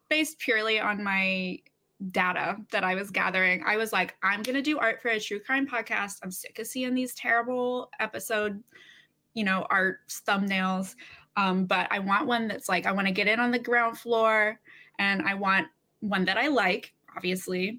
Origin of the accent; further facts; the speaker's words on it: Alabama, United States; now in Brooklyn, New York, United States; I'm from Alabama originally